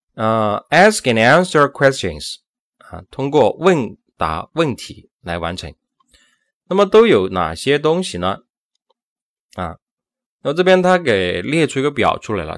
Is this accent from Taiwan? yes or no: no; China; 我们中国人